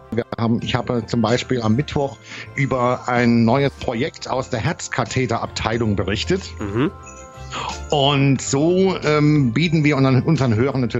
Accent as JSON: {"language": "German", "region": "Thuringia", "country": "Germany", "said": "bei uns in Deutschland, ich bin ja auch von Thüringen im Übrigen"}